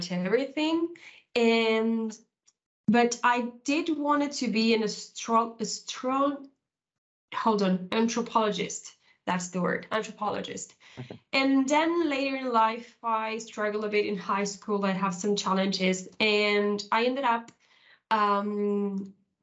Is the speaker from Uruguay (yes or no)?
yes; Uruguay; moved away as an adult; now in Spain; I'm originally from South America. I was born in Uruguay.